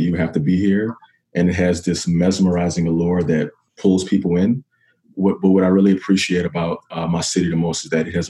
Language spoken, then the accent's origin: English; New Orleans, Louisiana, United States; I was born and raised in New Orleans and was surrounded by family and friends who all loved and supported me. Growing up in New Orleans definitely imparted upon me a sense of community.